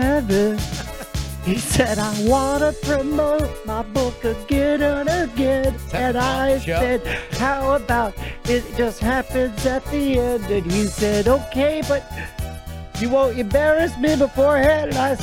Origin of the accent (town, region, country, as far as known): Wyoming, United States